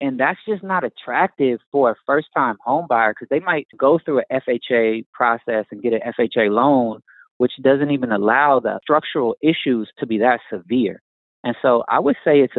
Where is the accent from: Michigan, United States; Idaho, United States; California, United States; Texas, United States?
California, United States; Oakland; I'm from the Bay Area. I was born in Oakland, California